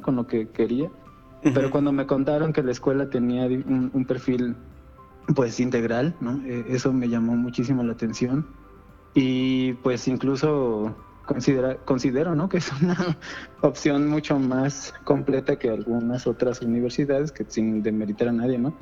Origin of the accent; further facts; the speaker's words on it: Mexico City, Mexico; aquí en Azcapotzalco, yo soy de Escapotzalco